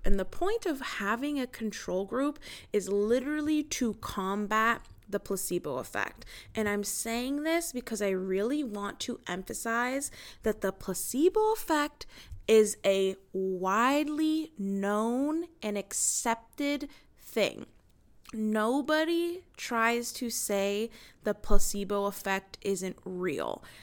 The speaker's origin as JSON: {"language": "English", "country": "United States", "said": "as an American"}